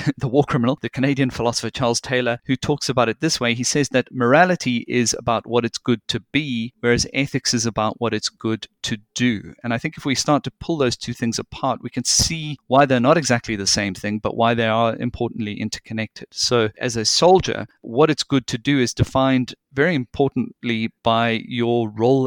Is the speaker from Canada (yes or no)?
no; South Africa; moved away; I did a good deal of my growing up in South Africa, and back then it was during the apartheid regime